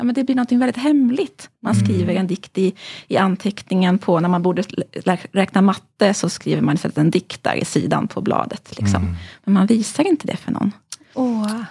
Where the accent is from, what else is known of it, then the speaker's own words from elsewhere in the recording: Halmstad, Halland County, Sweden; jag växte upp i Halmstad, jag gick i skolan i Söndrum.